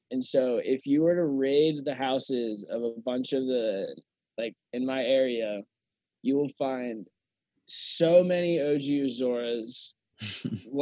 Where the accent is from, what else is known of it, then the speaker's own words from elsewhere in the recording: Kentucky, United States; Where I grew up in Kentucky is really just suburban Cincinnati.